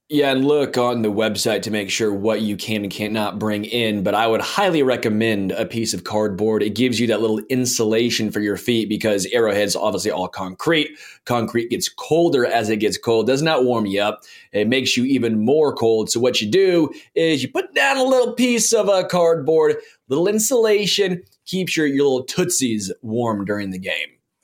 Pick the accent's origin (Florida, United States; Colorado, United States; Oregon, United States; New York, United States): Florida, United States; Miami; now in Kansas City, United States; I'm a Miami guy